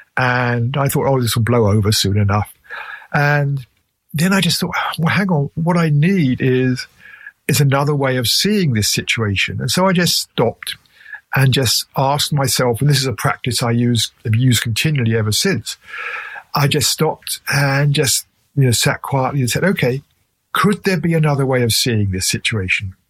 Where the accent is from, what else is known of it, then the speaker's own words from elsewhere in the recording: England, United Kingdom; accent: English; my English accent